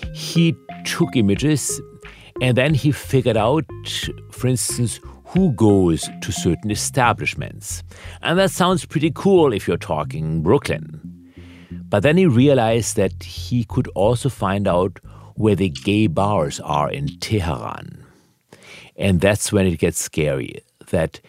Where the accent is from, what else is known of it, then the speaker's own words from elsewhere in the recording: Germany; now in United States; I was born in Germany.